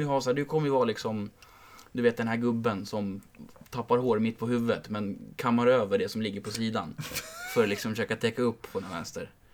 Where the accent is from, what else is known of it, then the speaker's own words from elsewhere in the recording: Märsta, Stockholm County, Sweden; Jag bodde ju hemma i Märsta då. Eh, hos mina föräldrar